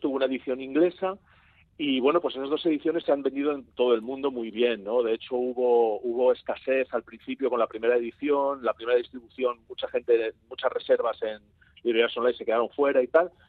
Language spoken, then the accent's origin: Spanish; Spain; yo español